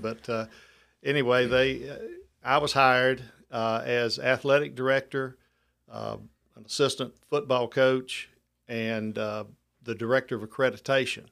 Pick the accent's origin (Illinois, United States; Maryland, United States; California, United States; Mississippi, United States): Mississippi, United States; Lucedale; moved away as an adult; now in Mobile, United States; I took a middle school job back in my hometown in, uh, Lucedale